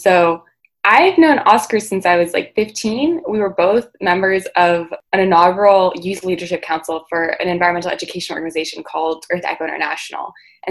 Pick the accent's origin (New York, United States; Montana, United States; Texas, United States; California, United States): California, United States; Santa Cruz; I'm from Santa Cruz, California. That's my wild hometown. But I go to school in Chicago, where I'm a rising third year at the University of Chicago